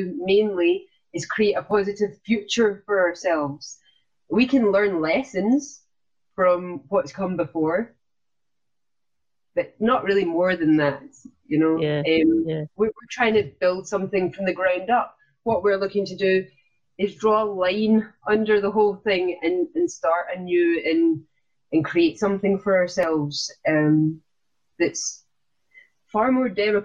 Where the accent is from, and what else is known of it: Scotland, United Kingdom